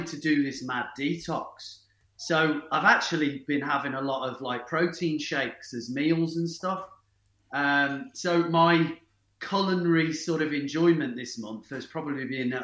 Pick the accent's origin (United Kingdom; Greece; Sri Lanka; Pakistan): United Kingdom; Bromsgrove, West Midlands; I grew up in the Midlands town of Bromsgrove